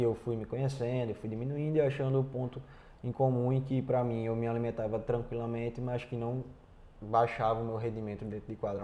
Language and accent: Portuguese; Brazil; moved away as an adult; saí do Brasil sabendo falar português e um pouquinho de inglês